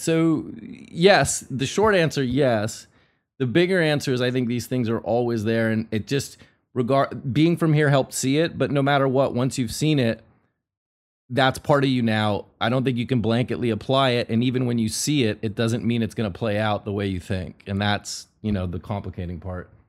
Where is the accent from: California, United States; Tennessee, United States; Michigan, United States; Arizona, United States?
California, United States; Northern; I grew up sort of in the dot com thing, and I'm from NorCal